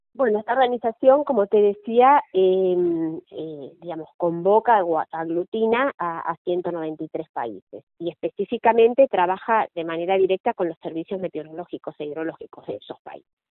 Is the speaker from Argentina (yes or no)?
yes; Argentina; como argentina